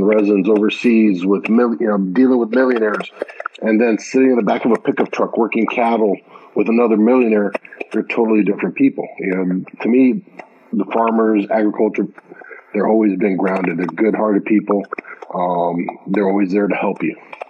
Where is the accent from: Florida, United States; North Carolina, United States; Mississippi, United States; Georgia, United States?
Florida, United States; Miami; I was born and raised here in Miami.